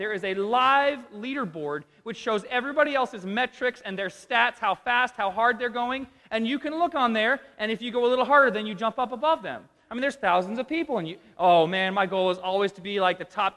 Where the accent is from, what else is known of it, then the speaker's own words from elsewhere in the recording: United States; I'm an American